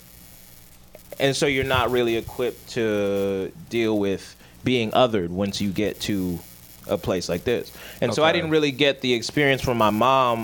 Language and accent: English; outside of Atlanta, Georgia, United States; I grew up outside of Atlanta because my mom was scared to live in Atlanta